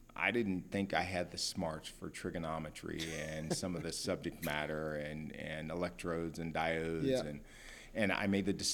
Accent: Columbus, Ohio, United States; Born and raised in Columbus, Ohio, the capital city. So, yes, loving it and still there.

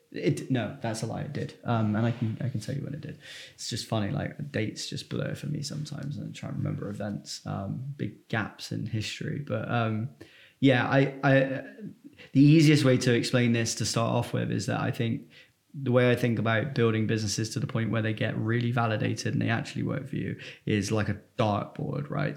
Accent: Filton, South West England, United Kingdom; I'm from Filton, which is just north of Bristol

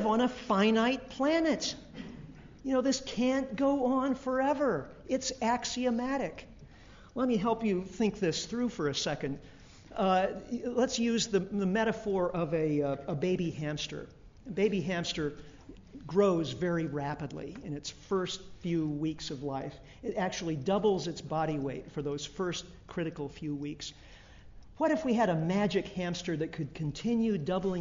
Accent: United States; as an American

